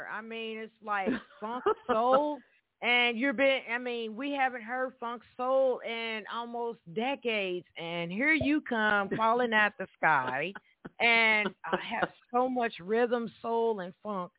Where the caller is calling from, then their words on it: Evansville, Indiana, United States; And I'm calling from Evansville, Indiana. Hey, Evansville natives out there.